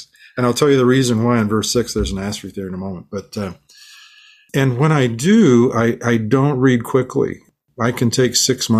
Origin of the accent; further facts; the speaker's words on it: Manila, Metro Manila, Philippines; born there; So my mother, I was born in the Philippines. My parents were missionaries there. And my sister and my brother and I were all born there. I was born in a mission hospital in a part of Manila, which was in it's called Tondo.